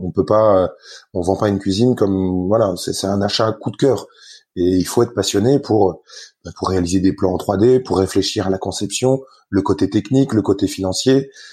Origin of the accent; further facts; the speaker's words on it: Lorraine, Grand Est, France; je suis, je suis lorrain, donc assez rigoureux